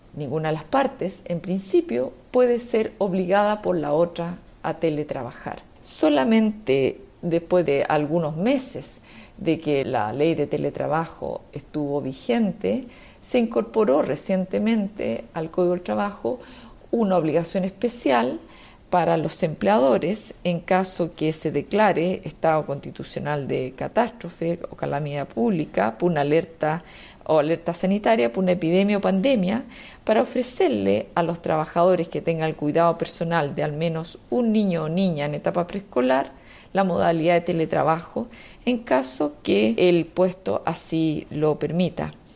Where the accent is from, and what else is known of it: Chile